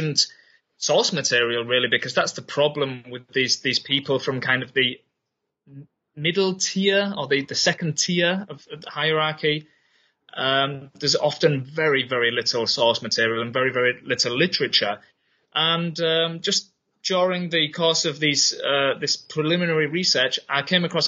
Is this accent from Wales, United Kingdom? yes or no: no; Yorkshire and the Humber, United Kingdom; moved away as an adult; also born or lived in Berlin, Germany; now in Germany; I'm originally from England, from Yorkshire